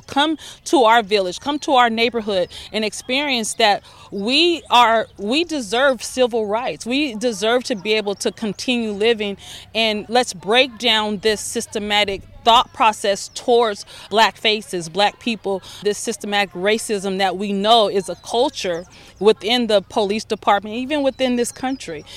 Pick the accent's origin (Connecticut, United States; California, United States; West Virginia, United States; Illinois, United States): California, United States; Altadena; we was raised in Altadena